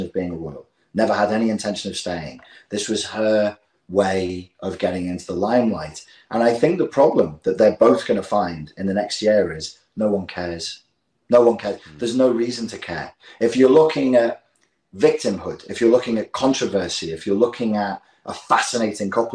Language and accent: English; England, United Kingdom; we're English